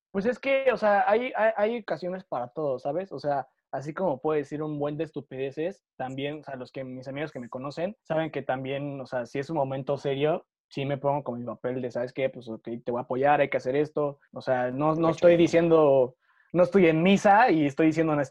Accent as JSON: {"language": "Spanish", "region": "Veracruz", "country": "Mexico", "said": "digo que soy de Veracruz"}